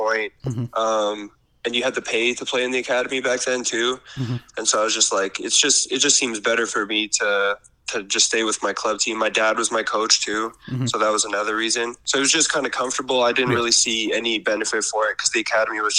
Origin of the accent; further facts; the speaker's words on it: Colorado, United States; moved away; also born or lived in Canada; most of my memories are from living in Colorado